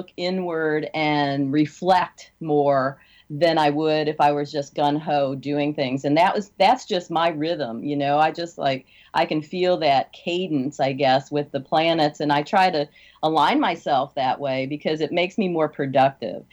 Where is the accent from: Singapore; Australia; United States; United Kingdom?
United States; Midwest; moved away; I'm from the Midwest, where you're not supposed to have an accent